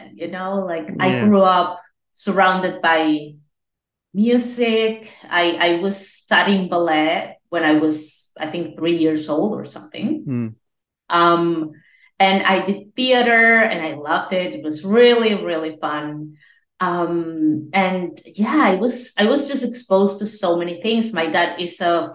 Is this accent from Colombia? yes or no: no; Venezuela; I'm from Venezuela. Yes, I was born there.